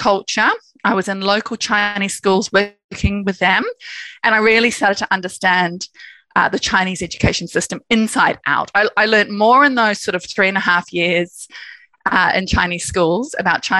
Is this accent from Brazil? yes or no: no; New Zealand; I grew up in New Zealand, and I think that's had a very big impact on my sort of purpose and direction in life